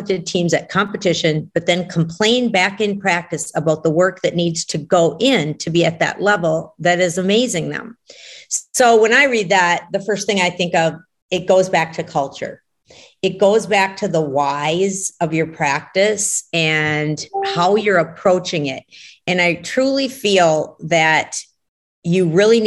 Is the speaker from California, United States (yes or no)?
no; Brainerd, Minnesota, United States; Brainerd, which is my hometown